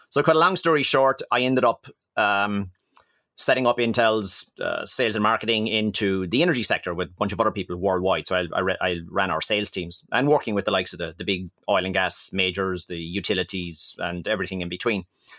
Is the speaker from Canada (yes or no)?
no; Ireland; moved away as an adult; now in France; So I'm an Irish guy, and obviously living in France for the last 20 years.